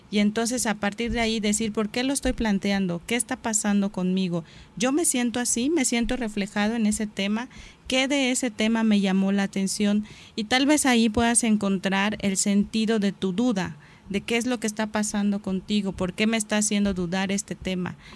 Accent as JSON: {"language": "Spanish", "country": "Mexico", "said": "Soy mexicano, sí, pero ¿qué me hace ser mexicano?"}